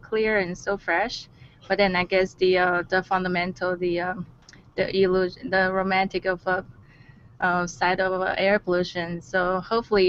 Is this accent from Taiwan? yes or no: yes; Taiwan; also born or lived in Maryland DC area; now in Maryland, United States; I'm originally from Taiwan